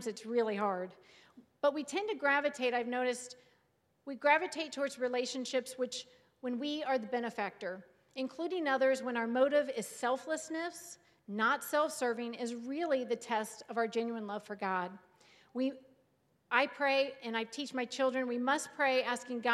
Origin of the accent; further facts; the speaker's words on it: Cincinnati, Ohio, United States; moved away as an adult; now in Sandusky, United States; My husband and David and I grew up in the Cincinnati, Ohio area